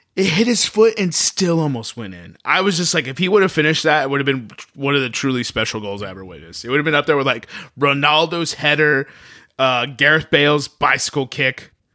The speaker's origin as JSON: {"language": "English", "town": "El Paso", "region": "Texas", "country": "United States", "tie": "born or raised there", "said": "my hometown, University of Texas of El Paso"}